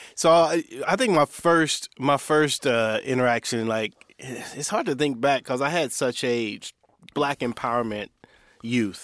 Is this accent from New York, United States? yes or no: no; Indiana, United States; so I'm from Indiana, so we grew up in Indiana